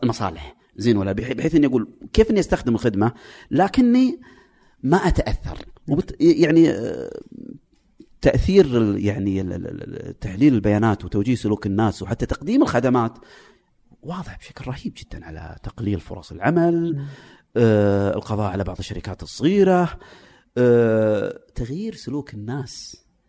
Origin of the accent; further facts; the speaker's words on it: Saudi Arabia; عندنا في السعوديه